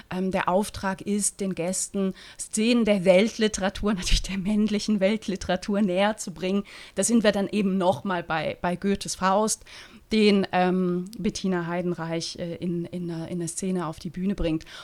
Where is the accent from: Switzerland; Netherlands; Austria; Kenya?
Switzerland; Als Schweizerin, die, ne, die mit dem Blick auf die Alpen aufgewachsen ist.